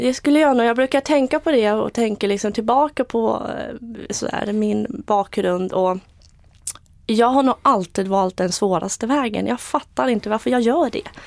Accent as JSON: {"language": "Swedish", "town": "Eksjö", "region": "Jönköping County", "country": "Sweden", "tie": "born or raised there", "also_born_or_lived": "Moscow, Russia", "said": "Jag är född i Moskva och uppvux, uppvuxen i Småland, Eksjö"}